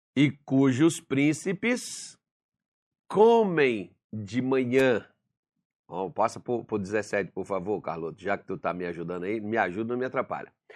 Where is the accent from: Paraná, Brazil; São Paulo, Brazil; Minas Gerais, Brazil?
Minas Gerais, Brazil; como bom mineiro